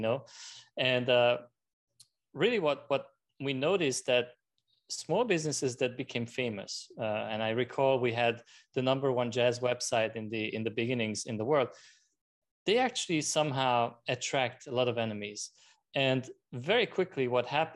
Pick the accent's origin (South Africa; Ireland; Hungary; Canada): Hungary; also born or lived in France; now in United States; I was born in Hungary, and at the time it was still communism